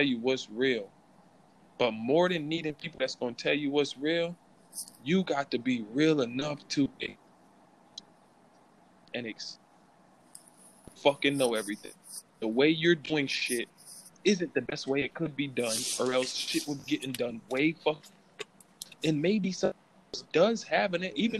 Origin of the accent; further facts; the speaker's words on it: Springfield, United States; I'm from Springfield